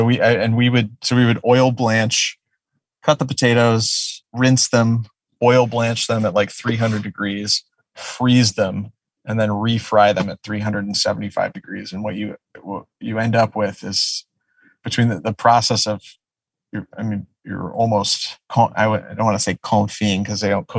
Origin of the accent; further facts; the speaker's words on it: outside of Detroit, Michigan, United States; now in Los Angeles, United States; I grew up outside of Detroit